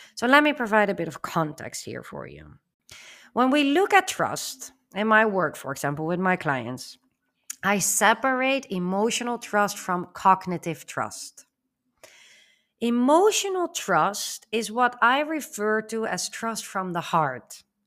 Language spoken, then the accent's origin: English; Netherlands; as a Dutch myself, growing up in the Netherlands